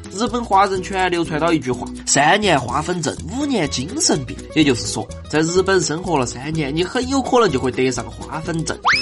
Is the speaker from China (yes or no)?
yes; China; 我们中国人